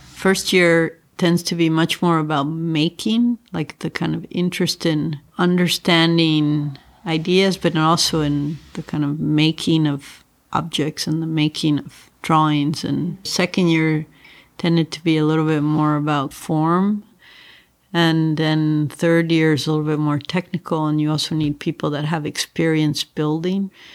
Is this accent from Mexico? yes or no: yes; Mexico City, Mexico; also born or lived in Northeast US / San Francisco; now in Los Angeles, United States; I grew up in Mexico City